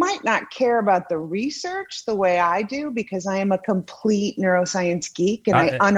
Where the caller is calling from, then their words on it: Naples, Florida, United States; I am in Naples, Florida.